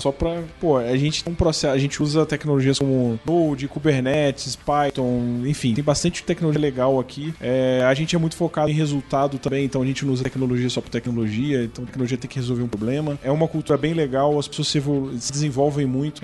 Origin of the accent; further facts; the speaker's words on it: Rio de Janeiro, Brazil; now in São Paulo, Brazil; eu sou do Rio